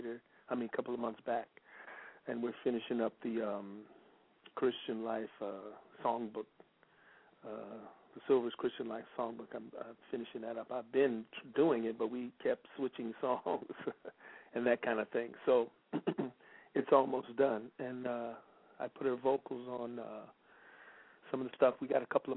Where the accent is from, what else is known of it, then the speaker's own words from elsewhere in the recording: Memphis, Tennessee, United States; moved away; also born or lived in South Bend, Indiana / Los Angeles; my father was from Memphis, so I only was there 3 days after I was born, and it went right back to Memphis